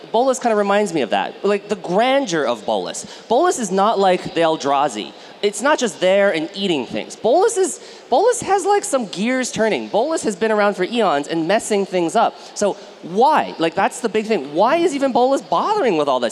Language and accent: English; United States; I grew up in the United States